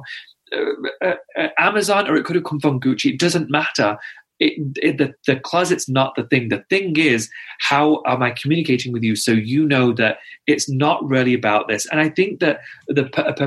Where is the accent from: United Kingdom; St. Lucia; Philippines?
United Kingdom; I'm also British